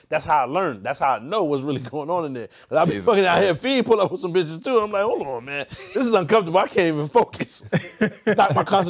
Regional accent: New York City, New York, United States; I'm from the Bronx.

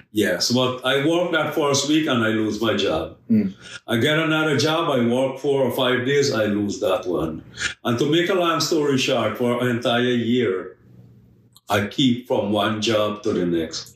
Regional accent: Guyana; I'm originally from Guyana. I born and raised in a very large Hindu family

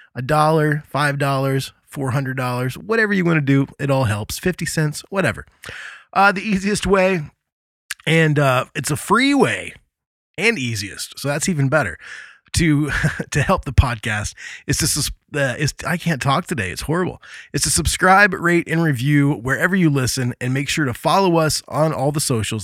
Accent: Indiana, United States; Hailing from my home state of Indiana

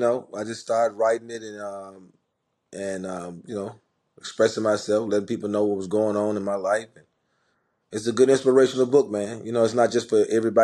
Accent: Memphis, Tennessee, United States; growing up in Memphis

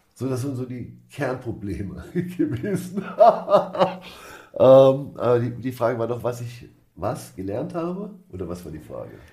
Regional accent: Germany

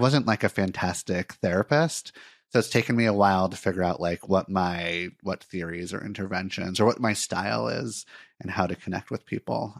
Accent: Santa Monica, California, United States; moved away as an adult; also born or lived in Miami, Florida; now in Portland, United States; I was born in Miami, but I actually grew up in Santa Monica, California, in Los Angeles

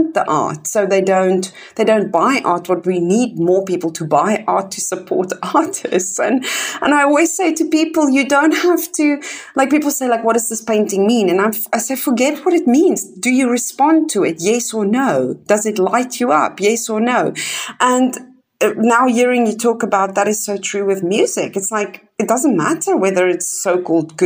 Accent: Kempton Park, Gauteng, South Africa; moved away; I was born in Kempton Park, which is just next to Johannesburg

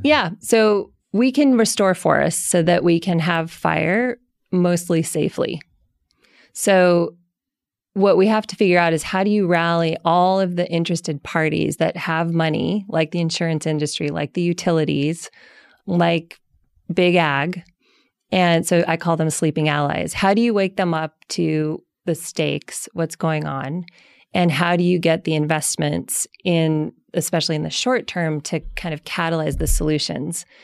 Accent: Colorado, United States; I grew up in Colorado

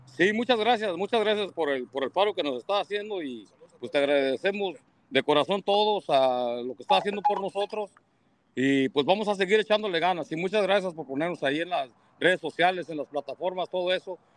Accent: Jalisco, Mexico; now in Watsonville, United States; yo en este caso soy de, soy de Jalisco

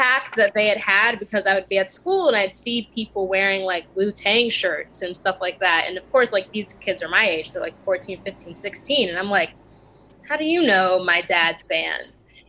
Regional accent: California, United States; also born or lived in Italy; But collectively, I spent the most time in California.

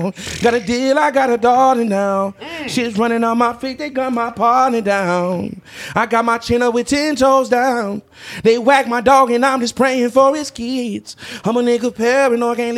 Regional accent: Topeka, Kansas, United States; I'm from Topeka, Kansas

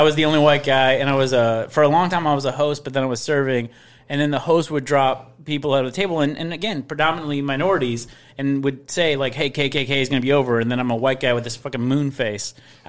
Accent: Northern Illinois, United States; also born or lived in Chicago, United States; I was from Wisconsin and it was very, very, I mean, Northern Illinois, but like 5 minutes away from Wisconsin. And it was all white people.

